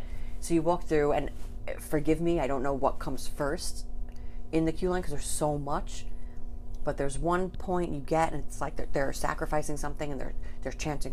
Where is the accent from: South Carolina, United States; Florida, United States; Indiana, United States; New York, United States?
New York, United States; New York City; we're from Staten Island